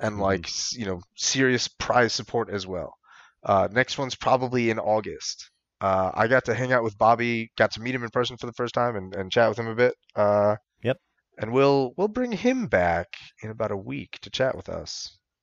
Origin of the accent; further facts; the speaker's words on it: Michigan, United States; I'm from Michigan.